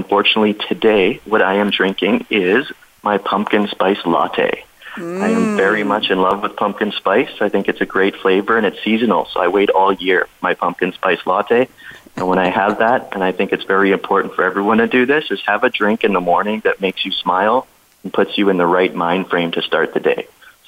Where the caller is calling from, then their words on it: Kamloops, British Columbia, Canada; Yeah, so I am calling from Kamloops, British Columbia in Canada. So for those of you who may not have heard of it, it's just about a couple hours away from Vancouver. So beautiful little town nestled in the mountains